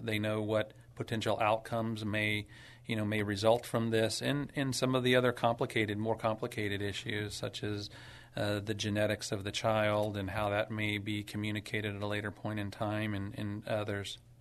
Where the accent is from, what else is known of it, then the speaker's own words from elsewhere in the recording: San Antonio, Texas, United States; also born or lived in Dallas / Phoenix / Boston; hometown San Antonio grown, grew up and, uh, was born and raised here